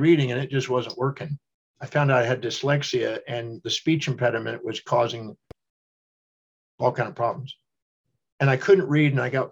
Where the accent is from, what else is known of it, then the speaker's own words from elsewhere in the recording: Houston, Texas, United States; I was born in 1954 in Houston, Texas